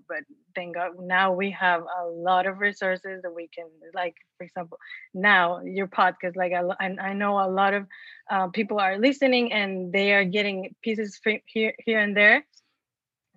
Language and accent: English; Mexico; moved away; I was born and raised in Mexico. And so imagine in a small town